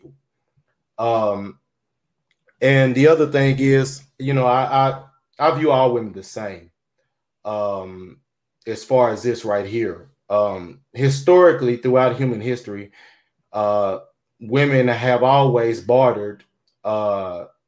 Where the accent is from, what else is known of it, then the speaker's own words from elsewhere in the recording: the South, United States; I'm from the South